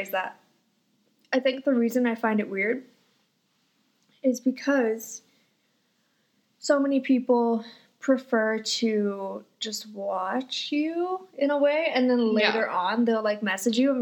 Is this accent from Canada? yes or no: yes; Fort McMurray, Alberta, Canada; now in Calgary, Canada; I'm from Fort McMurray